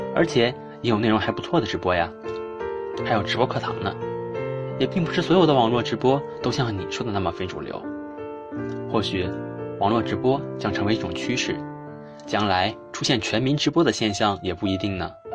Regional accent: Gansu, China; moved away as an adult; 来自甘肃

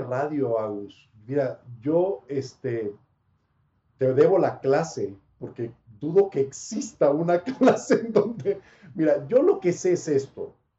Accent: Monterrey, Nuevo León, Mexico; accent: del norte; also born or lived in Panama; now in Mexico City, Mexico; pues soy más regio que panameño en cuanto a tiempo de vida. O sea, yo viví más años en Monterrey que en Panamá

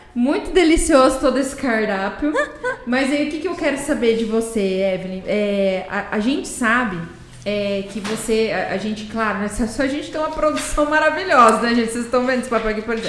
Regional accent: Campo Grande, Mato Grosso do Sul, Brazil; Eu sou uma campo grandense que tive que nascer na Santa Casa, porque tava lotado

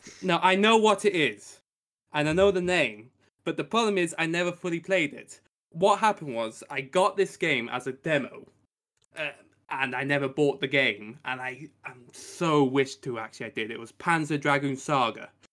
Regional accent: United Kingdom; I come from the Great P, um, Island of Blighty, like Rick does

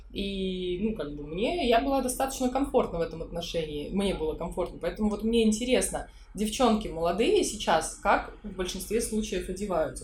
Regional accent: Saint Petersburg, Russia; я из Питера, я жила здесь все время

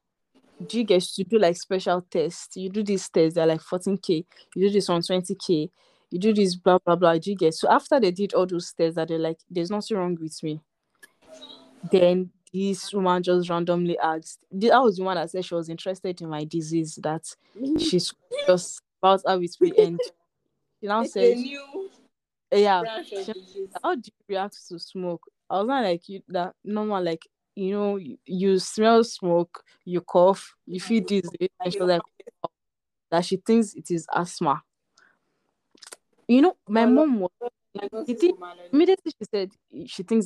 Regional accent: Nigeria; I'm Nigerian

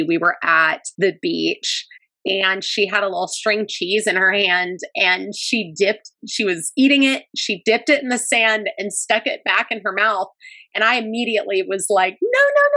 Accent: Southern California, United States; We grew up in Southern California

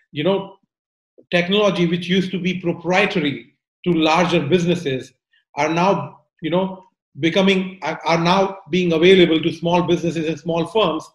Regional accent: India; moved away; I'm originally from India

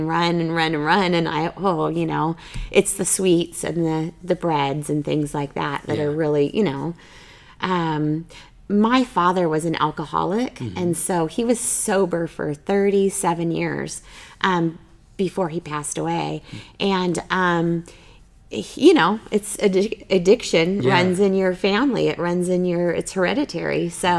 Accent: Arizona, United States; now in Boise, United States; I'm originally from Arizona where it is, you know, 365 hot.

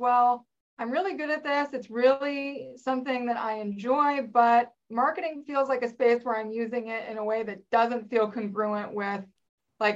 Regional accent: Northern Virginia, United States; I grew up in the Northern Virginia area, just outside of DC.

